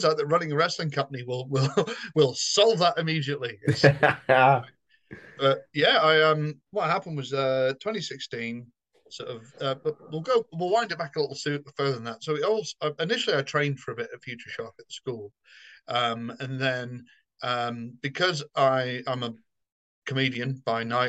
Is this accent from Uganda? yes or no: no; Somerset, South West England, United Kingdom; now in London, United Kingdom; I'm neutral, I think, because I grew up in the West Country. I'm from Somerset